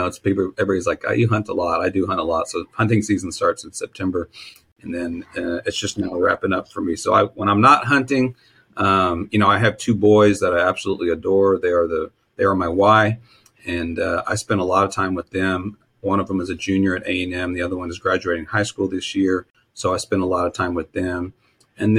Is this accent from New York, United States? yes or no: no; Texas, United States; I grew up in Texas